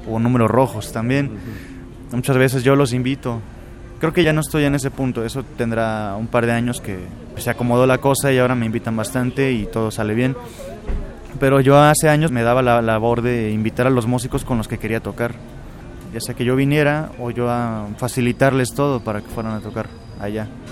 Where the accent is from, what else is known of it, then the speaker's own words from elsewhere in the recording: Córdoba, Veracruz, Mexico; also born or lived in Xalapa, Veracruz; viví hasta los cuatro años en Jalapa y de ahí nos mudamos a la ciudad de Córdoba. Entonces donde comienzo mis estudios musicales es en Córdoba, Veracruz